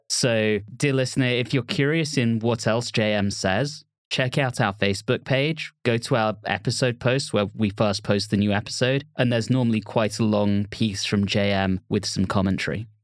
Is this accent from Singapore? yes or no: no; England, United Kingdom; being English and growing up in England